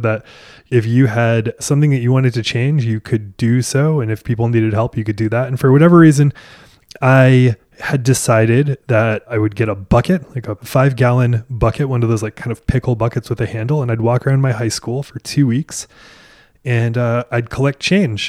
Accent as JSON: {"language": "English", "region": "Maine", "country": "United States", "tie": "born or raised there", "moved": "yes", "lives_now": "Nashville, United States", "said": "I grew up in Maine"}